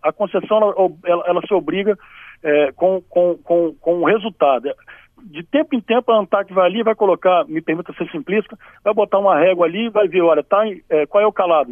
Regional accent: Espírito Santo, Brazil; Eu sou capixaba, né? Eu tenho muito orgulho é, de ser capixaba

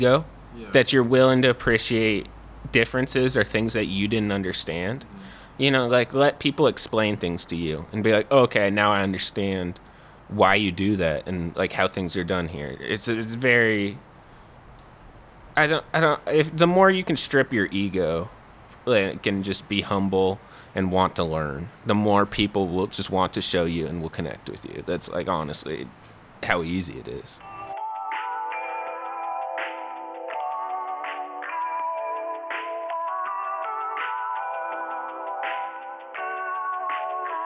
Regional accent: Whidbey Island, Washington, United States; moved away; I'm a writer and comedian from Whidbey Island, Washington, originally

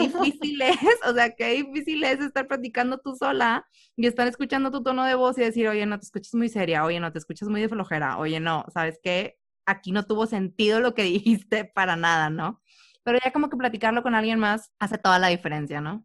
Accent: Reynosa, Tamaulipas, Mexico; sabemos que somos de Reynosa

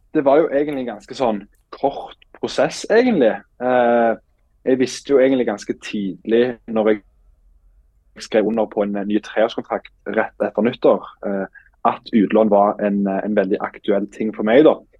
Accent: Stavanger, Rogaland, Norway; moved away as an adult; now in Iceland; er jo født og oppvokst på Eiganes

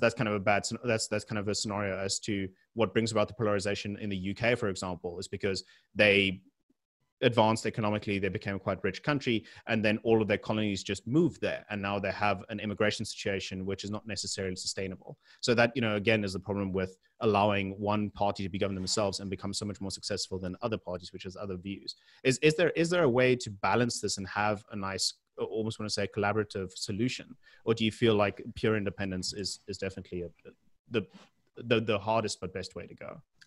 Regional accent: South Africa; being a South African and the benefits and the reasons why we live there

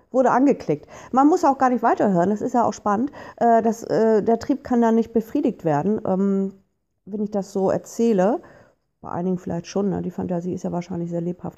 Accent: Hamburg, Germany; Ich komme nun hier aus Hamburg

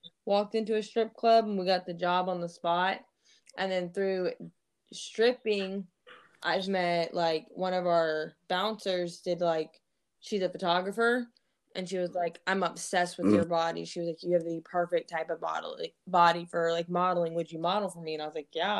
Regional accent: Missouri, United States; also born or lived in Fort Bragg, North Carolina; I'm actually from Missouri.

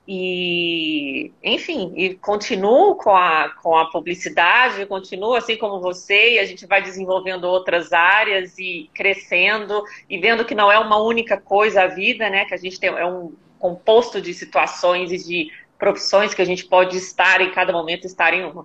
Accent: Belo Horizonte, Minas Gerais, Brazil; moved away as an adult; now in São Paulo, Brazil; eu sou de Belo Horizonte, estou em São Paulo, eu moro aqui há mais ou menos 14 anos

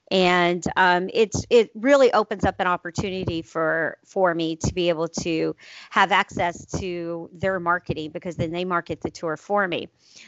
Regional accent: Juneau, Alaska, United States; I'm starting in Southeast Alaska with Travel Juneau because it's my hometown.

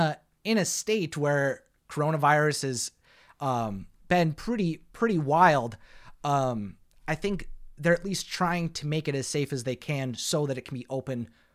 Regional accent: Florida, United States; So I'm not too surprised that growing up in the Central Florida area

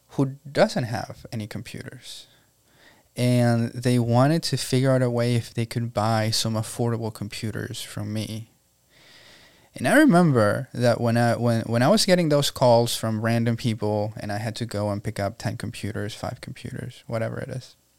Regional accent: Venezuela; moved away as an adult; now in Tampa, United States; I was born and raised in Venezuela, Venezuela, and um, I came here April 10 of 2011

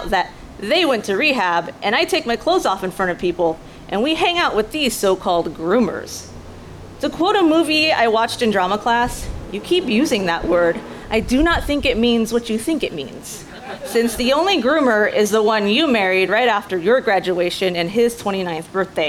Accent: Grapevine, Texas, United States; English is a second language; now in Dallas, United States; my hometown school district is Grapevine Colleyville ISD

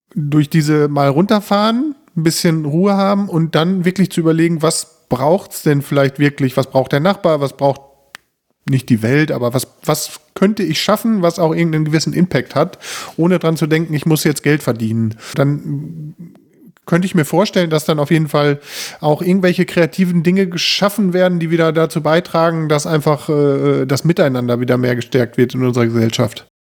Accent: Bünde, North Rhine-Westphalia, Germany; Wir kommen hier aus Bünde

